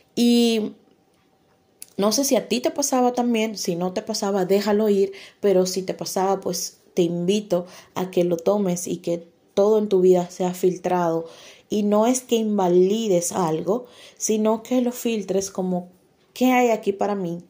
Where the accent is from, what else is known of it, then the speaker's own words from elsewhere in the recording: Dominican Republic; como decimos en mi país, República Dominicana